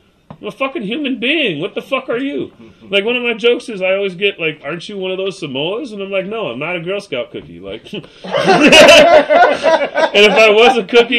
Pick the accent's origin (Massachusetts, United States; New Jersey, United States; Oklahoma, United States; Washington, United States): Washington, United States; Seattle; also born or lived in White Center / Burien / Des Moines, Washington; because I'm from the West.